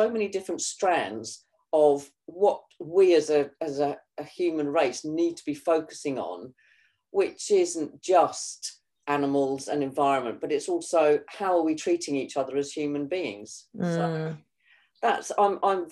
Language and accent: English; Kent, South East England, United Kingdom; This is where I was born and bred in Kent.